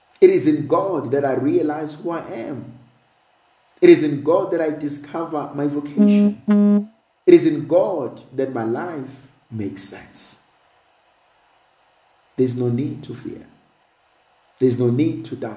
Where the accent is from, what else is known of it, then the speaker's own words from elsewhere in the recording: South Africa; I'm a South African